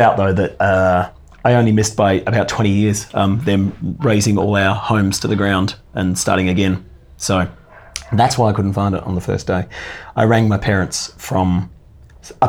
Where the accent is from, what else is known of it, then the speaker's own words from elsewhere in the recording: west coast of Tasmania, Australia; moved away; also born or lived in Hobart, Tasmania; the west coast of Tasmania, which is where I actually grew up, born in Hobart, but moved to the west coast and grew up with my parents there